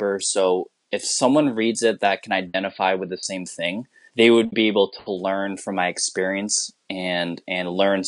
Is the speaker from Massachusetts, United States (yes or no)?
yes; Massachusetts, United States; first language English; I, as a Filipino person, I grew up in like one of the whitest towns in Massachusetts